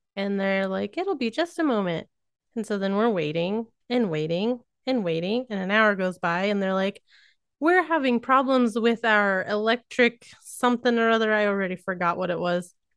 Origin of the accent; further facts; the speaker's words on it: Missouri, United States; accent: rednecky; I grew up in Missouri, so it does come out at times